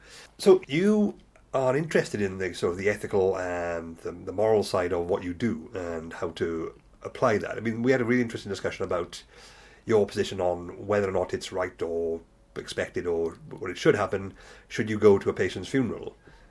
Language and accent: English; Wales, United Kingdom; I grew up in Magnan Valley just as the mines were shut down and I lived in the pub.